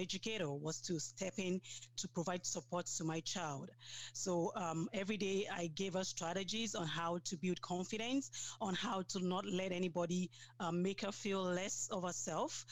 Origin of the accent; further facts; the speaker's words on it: Nigeria; moved away as an adult; now in Sudbury, Canada; I'm from Nigeria. I came to Canada 5 years ago.